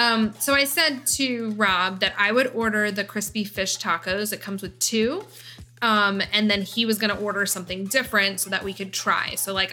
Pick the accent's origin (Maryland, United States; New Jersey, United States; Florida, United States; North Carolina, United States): New Jersey, United States; Wall Township; I normally would say, well, I live by the Jersey Shore or central New Jersey. But specifically, I grew up in Wall Township, and Farmingdale is right next to Wall.